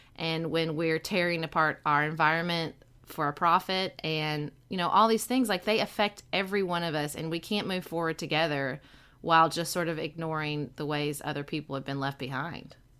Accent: Western Kentucky, United States; moved away as an adult; I'm from Western Kentucky

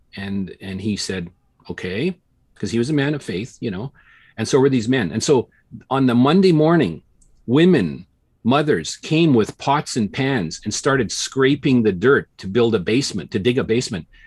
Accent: Regina, Saskatchewan, Canada; I grew up in Regina

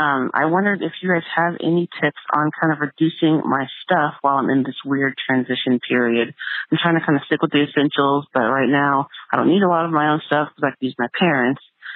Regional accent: Centralia, Illinois, United States; I'm from Centralia, Illinois.

